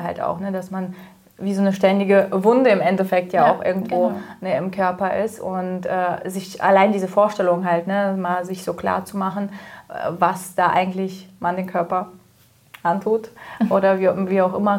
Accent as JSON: {"language": "German", "country": "Kazakhstan", "tie": "born or raised there", "moved": "yes", "lives_now": "Germany", "said": "ich bin ja in Kasachstan aufgewachsen"}